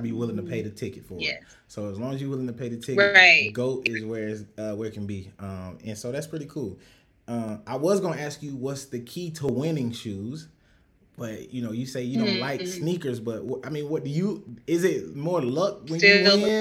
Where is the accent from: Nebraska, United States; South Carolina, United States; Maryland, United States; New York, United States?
South Carolina, United States; Rock Hill; I'm from South Carolina, Rock Hill, South Carolina